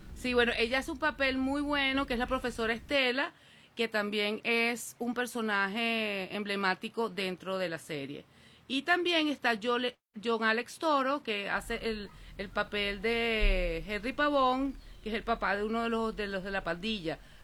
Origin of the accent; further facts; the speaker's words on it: Venezuela; soy de Venezuela